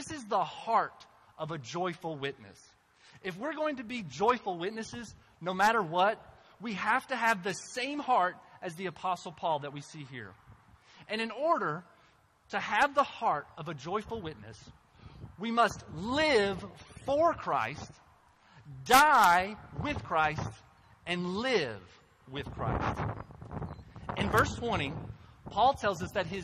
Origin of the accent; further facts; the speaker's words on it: Cynthiana, Kentucky, United States; moved away as an adult; also born or lived in North Africa; my hometown, Cynthiana